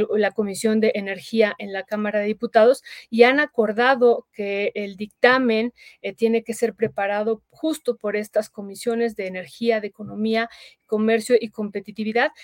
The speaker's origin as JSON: {"language": "Spanish", "country": "Mexico", "said": "nosotros votamos también como mexicanos"}